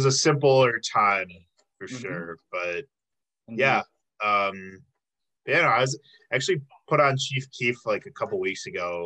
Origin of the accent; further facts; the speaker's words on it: Chicago, Illinois, United States; I'm actually from the Chicago area